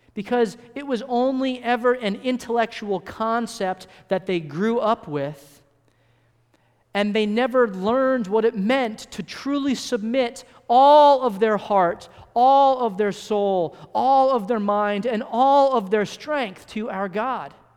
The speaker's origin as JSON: {"language": "English", "region": "California", "country": "United States", "tie": "born or raised there", "said": "I was born in California, and I spent most of my early childhood in California."}